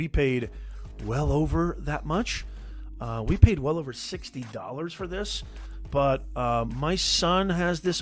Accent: Logan, Utah, United States; I was born in Utah. Logan, Utah, to be specific

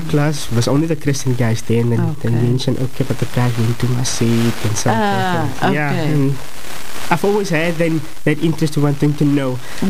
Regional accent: Atlantis, Western Cape, South Africa; also born or lived in Claremont / Gugulethu / Athlone; I've always lived in Atlantis

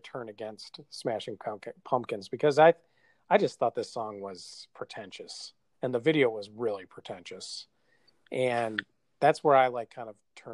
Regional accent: Wisconsin, United States; We're both from Wisconsin

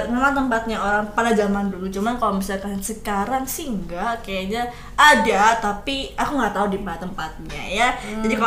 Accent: Bondowoso, East Java, Indonesia; born there; ya iya kalau aku sih lahirnya di Bondowoso ya lebih tepatnya uh, bukan di apa sih namanya di desanya banget gitu, tapi tetap di kota

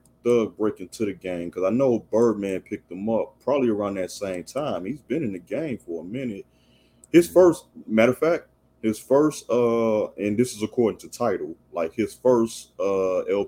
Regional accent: Chicago, Illinois, United States; I'm a 90s baby. I'm from Chicago

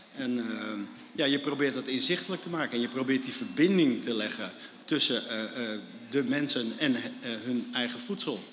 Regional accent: Netherlands; wij gewoon met, met uh, z'n allen als Nederlanders

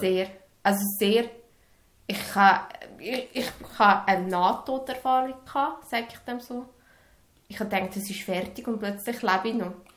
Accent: Serbia; moved away; in meinem Heimatland

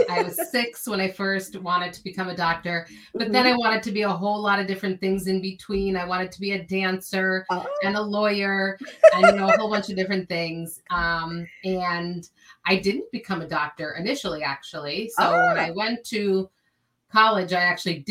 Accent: New York area, United States; also born or lived in California; I grew up in the New York area

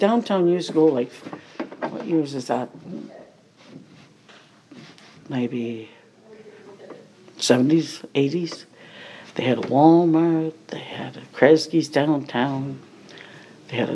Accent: Baden, Ontario, Canada; also born or lived in New Brunswick; I was born in Baden. I lived here, and I left home 15

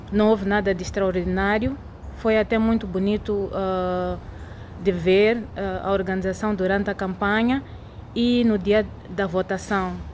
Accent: Mozambique; moved away as an adult; now in Texas, United States; sou moçambicana residente nos Estados Unidos há um ano.

